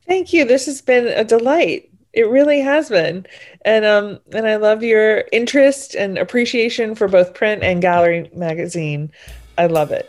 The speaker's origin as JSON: {"language": "English", "town": "New Orleans", "region": "Louisiana", "country": "United States", "said": "I'm from New Orleans, so it's not the biggest city in the country"}